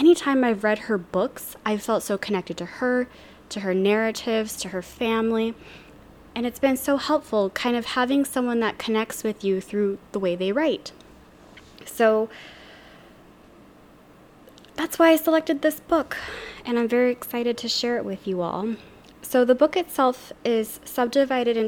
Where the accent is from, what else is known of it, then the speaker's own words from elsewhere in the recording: Louisiana, United States; now in Seattle, United States; I live in Seattle, Washington. I'm from Louisiana originally